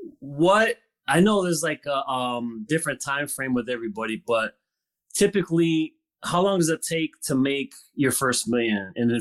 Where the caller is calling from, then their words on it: Dearborn, Michigan, United States; also born or lived in California; I am calling from Michigan.